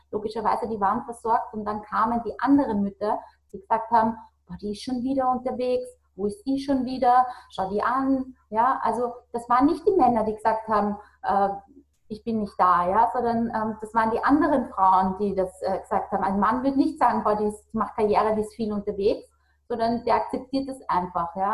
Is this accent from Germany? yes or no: no; Austria; bei uns in Österreich sagt man, diese, äh, dieses Getratsche